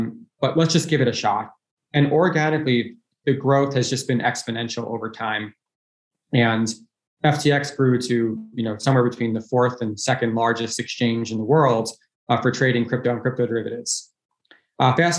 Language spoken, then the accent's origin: English; Dix Hills, New York, United States; also born or lived in Harvard (Massachusetts); I was born in New York City. I grew up in Long Island, New York